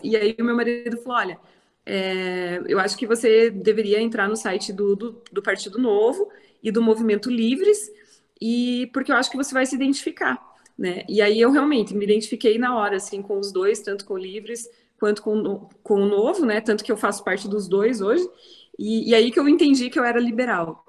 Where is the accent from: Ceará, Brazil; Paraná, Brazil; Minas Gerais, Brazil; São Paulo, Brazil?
Paraná, Brazil; interior of; moved away as an adult; now in Curitiba, Brazil; sou do interior do Paraná, moro aqui em Curitiba desde 2002